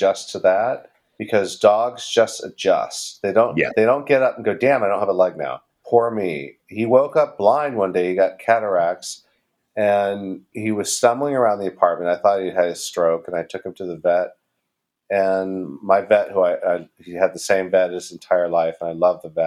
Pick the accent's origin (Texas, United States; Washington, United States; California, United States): California, United States; now in New York, United States; I'm not from New York. I'm from California.